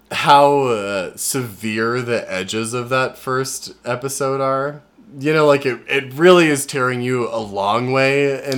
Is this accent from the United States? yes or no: yes; Colorado, United States; growing up in Colorado